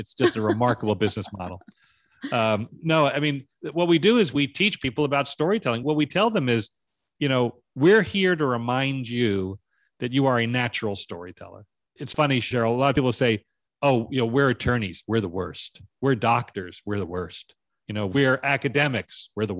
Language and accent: English; White Plains, New York, United States; When I was growing up in White Plains, New York, I grew up like most children of the 50s and 60s watching television.